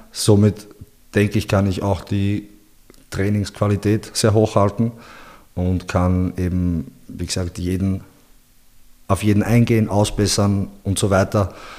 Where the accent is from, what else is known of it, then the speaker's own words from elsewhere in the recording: Linz, Upper Austria, Austria; moved away as an adult; also born or lived in Bosnia and Herzegovina; now in Vienna, Austria; Ich bin in Linz, also geboren in Bosnien und ja. in Linz bin ich aufgewachsen und bin dann vor zehn, elf Jahren mittlerweile schon fast nach Wien gegangen